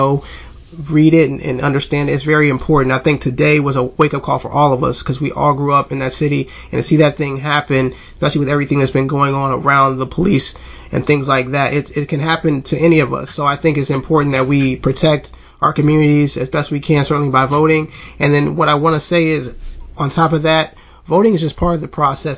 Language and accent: English; Mobile, Alabama, United States; moved away; we're all actually from Mobile. You know, we live in different states now